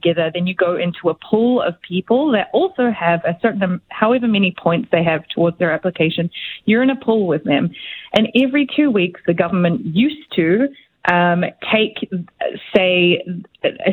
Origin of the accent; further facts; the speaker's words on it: New Zealand; moved away as an adult; now in Canada; I'm from New Zealand